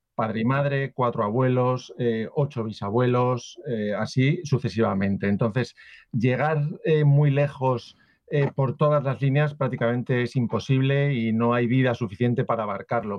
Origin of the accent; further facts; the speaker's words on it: Valencia, Valencian Community, Spain; yo por ejemplo soy de Valencia, pero tengo antepasados de Barcelona, de Madrid, de Extremadura, de Valladolid, de Andalucía, incluso de Génova en Italia